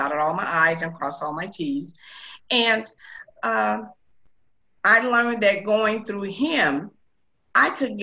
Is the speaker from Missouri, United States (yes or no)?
yes; St. Louis, Missouri, United States; I was born and raised here in St. Louis, Missouri